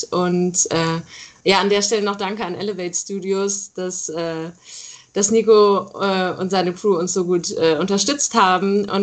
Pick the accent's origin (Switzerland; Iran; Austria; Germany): Germany; North Rhine-Westphalia; ich komme aus dem Rheinland. Ah, okay. Äh, da Aachen die Ecke, genau.